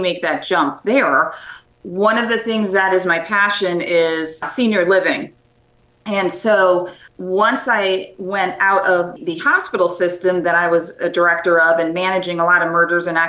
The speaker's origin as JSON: {"language": "English", "region": "New York", "country": "United States", "also_born_or_lived": "Washington, District of Columbia, United States", "moved": "as an adult", "lives_now": "Tampa Bay, United States", "said": "originally I'm from New York, moved around the country with my husband, and last stop being DC"}